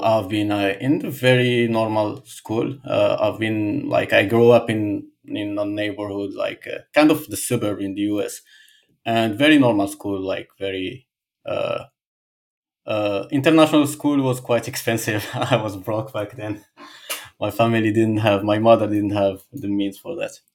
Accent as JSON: {"language": "English", "town": "Casablanca", "region": "Casablanca-Settat", "country": "Morocco", "tie": "born or raised there", "second_language": "English", "moved": "as an adult", "lives_now": "Balneario Camboriu, Brazil", "said": "I come from Morocco, Casablanca. I, I grew up in there."}